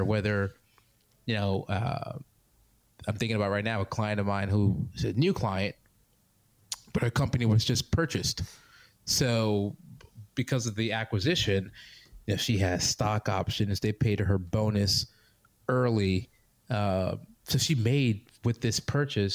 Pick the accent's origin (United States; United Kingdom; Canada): United States; New York; I grew up in... on the East Coast. I grew up in New York.